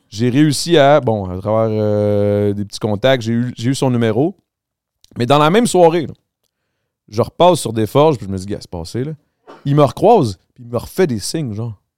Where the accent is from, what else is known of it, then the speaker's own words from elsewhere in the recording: Montreal, Quebec, Canada; Moi, je viens du Grand Montréal.